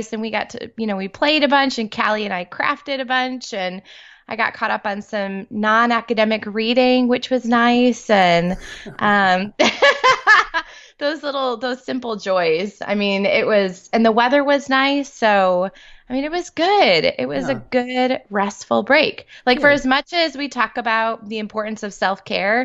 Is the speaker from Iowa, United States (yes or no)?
no; New York, United States; now in Texas, United States; I grew up in New York